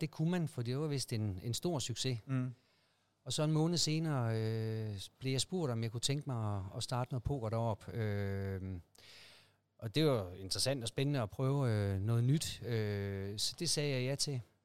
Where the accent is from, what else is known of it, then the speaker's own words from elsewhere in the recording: Aarhus, Central Denmark Region, Denmark; Jeg er oprindeligt fra Aarhus